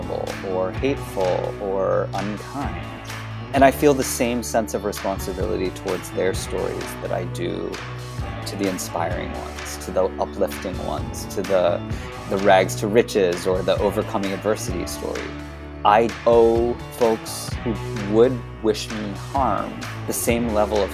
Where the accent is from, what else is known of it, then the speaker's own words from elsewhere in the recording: United States; I come from a Hong Kong Chinese family. I grew up in the U.S.